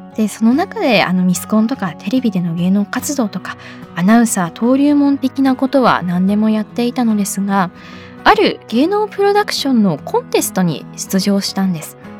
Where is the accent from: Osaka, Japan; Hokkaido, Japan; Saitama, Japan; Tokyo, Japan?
Hokkaido, Japan; Sapporo; moved away; 地元私札幌なんですけれども